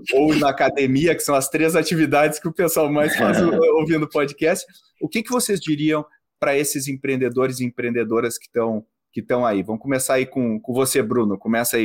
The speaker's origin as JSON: {"language": "Portuguese", "country": "Brazil", "said": "como brasileiros"}